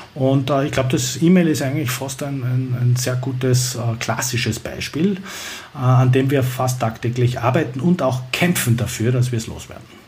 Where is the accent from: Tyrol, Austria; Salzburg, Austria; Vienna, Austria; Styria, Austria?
Vienna, Austria; ich komme ja aus Wien